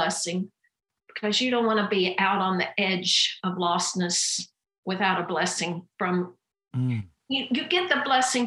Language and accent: English; Kentucky, United States; I grew up in a pastor's home in Kentucky